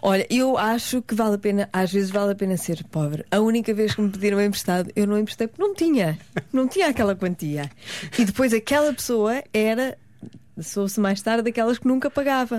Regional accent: Pontével, Portugal; sou de Pontevel

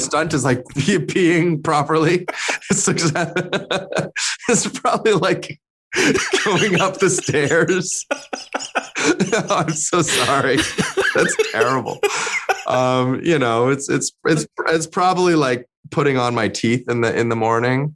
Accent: Canada; also born or lived in China / London; I'm Asian Canadian

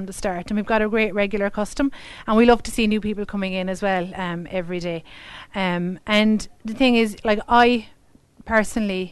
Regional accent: Mitchelstown, Munster, Ireland; also born or lived in Limerick; I consider Mitchelstown my hometown

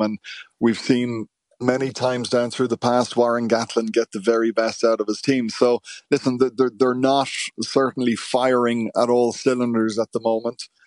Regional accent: Ireland; it's something that's inherent in our D N A as Irish people

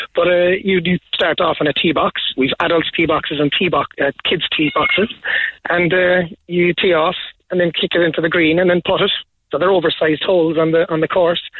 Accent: Carrigaline, Munster, Ireland; I'm from Carrigaline

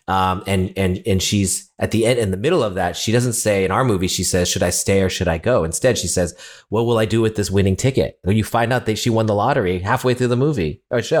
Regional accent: California, United States; I'm not Latino, I'm from California, the other side, from a Chinese restaurant, uh, owners.

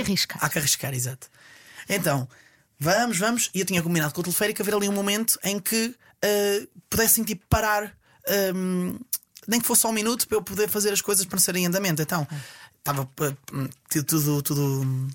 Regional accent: Estarreja, Aveiro District, Portugal; now in Ovar, Portugal; sou natural de Estarreja, atualmente a viver em Ovar

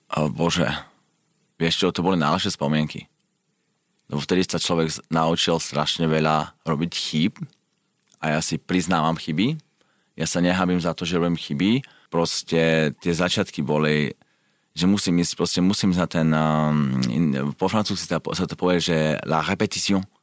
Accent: Slovakia; moved away as an adult; also born or lived in England / United States; now in Switzerland; ja som odišiel zo Slovenska, keď som mal 20, 21 rokov

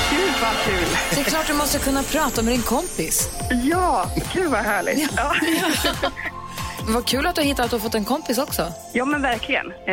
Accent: Jämtland, Sweden; now in Örebro, Sweden; Nej, jag är från Härjedalen.

